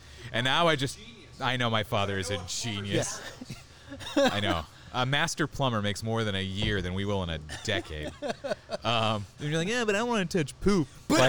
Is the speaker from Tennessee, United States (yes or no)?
no; San Diego, California, United States; It's been a long time, just part of the lifestyle in San Diego.